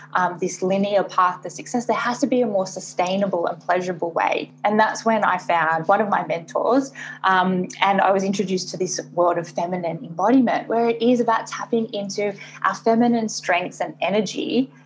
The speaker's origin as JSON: {"language": "English", "town": "Sydney", "region": "New South Wales", "country": "Australia", "also_born_or_lived": "Hong Kong", "moved": "as an adult", "lives_now": "Singapore", "said": "I am based in Singapore, but I am originally from Australia and I've been living in Asia for the last six and a half years, so between Hong Kong and Singapore"}